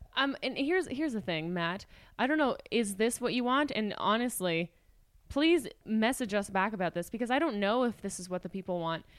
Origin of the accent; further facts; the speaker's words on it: Canada; We're Canadian citizens.